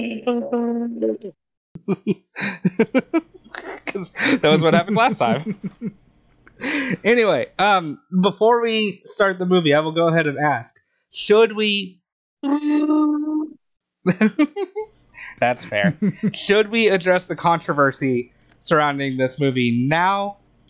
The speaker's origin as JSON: {"language": "English", "country": "United States", "tie": "born or raised there", "said": "I grew up in America post 9/11"}